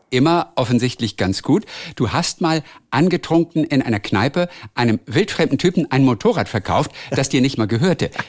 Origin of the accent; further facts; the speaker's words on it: Hamburg-Lübeck area, Northern Germany, Germany; Ich komme eigentlich aus der Ecke da oben, Hamburg-Lübeck.